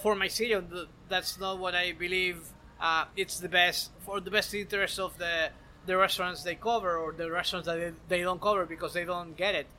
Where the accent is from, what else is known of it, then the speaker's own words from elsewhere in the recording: Maracaibo, Zulia, Venezuela; moved away as an adult; now in Miami, United States; I was born and raised in Maracaibo uh, in Venezuela